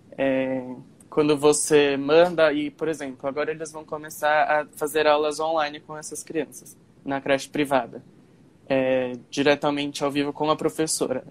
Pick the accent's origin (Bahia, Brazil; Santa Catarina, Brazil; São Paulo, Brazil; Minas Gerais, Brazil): São Paulo, Brazil; Guarulhos; eu sou de Guarulhos, então Aí já fica mais fácil também com a minha escola antiga